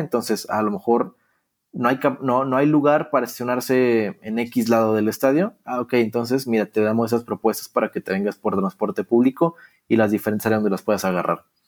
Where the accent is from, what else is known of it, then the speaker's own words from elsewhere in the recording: Torreón, Coahuila, Mexico; yo nací en una ciudad muy, muy futbolera, que es Torreón